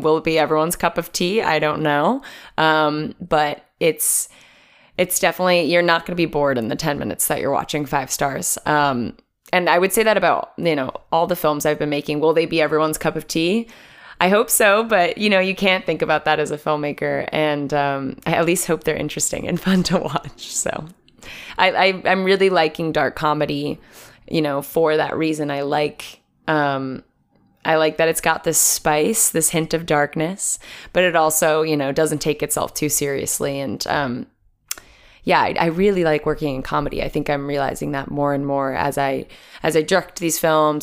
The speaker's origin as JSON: {"language": "English", "region": "New Jersey", "country": "United States", "said": "I'm from New Jersey originally"}